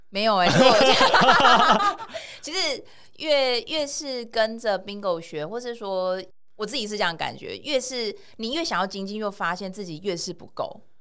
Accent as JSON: {"language": "Chinese", "country": "Taiwan", "also_born_or_lived": "France", "said": "我是台湾人"}